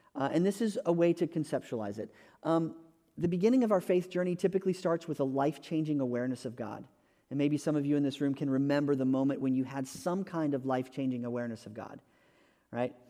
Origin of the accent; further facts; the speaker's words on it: Texas, United States; moved away as an adult; also born or lived in California / North Carolina; we moved from California back to Texas where we were from